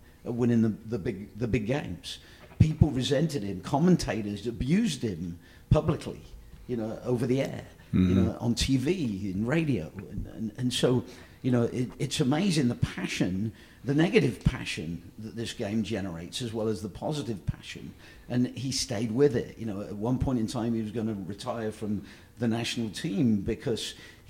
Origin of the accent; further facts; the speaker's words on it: England, United Kingdom; And, you know, I'm an English guy, so, you know, we fought a war.